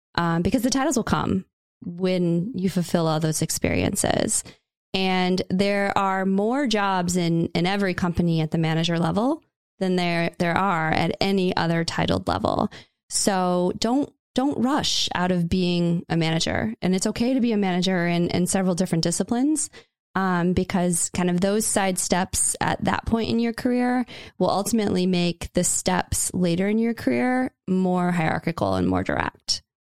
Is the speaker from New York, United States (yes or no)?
no; Indiana, United States; Indiana, which was my, my home state